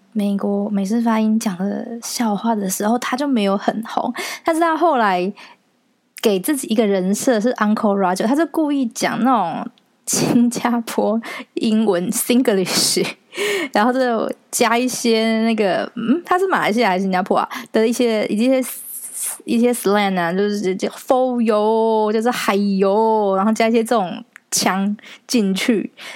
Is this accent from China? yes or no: no; Taiwan; 然后就我一个是台湾人